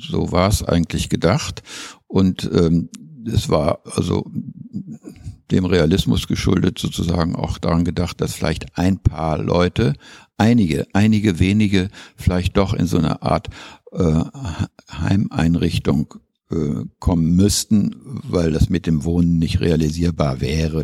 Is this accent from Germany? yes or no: yes; North Rhine-Westphalia, Germany; moved away as an adult; also born or lived in Schleswig; now in Bremen, Germany; Von Haus aus bin ich sturer Ostwestfale